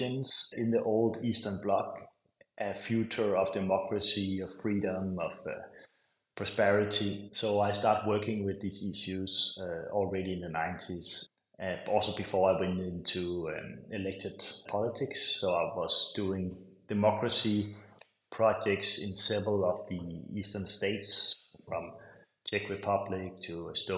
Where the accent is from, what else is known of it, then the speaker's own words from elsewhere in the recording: Capital Region of Denmark, Denmark; I grew up in Denmark, in a tiny island in the Baltic Sea